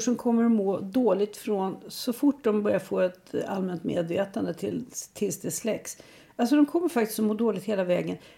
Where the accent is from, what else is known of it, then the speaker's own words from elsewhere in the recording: Sweden; för mig som svensk